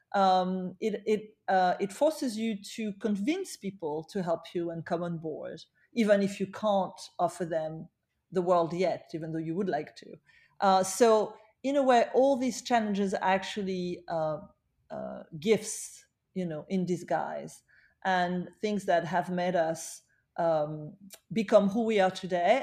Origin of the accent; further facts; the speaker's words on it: Paris, Île-de-France, France; now in New York, United States; I, I was born in Paris, uh, but I chose to spend my life in New York.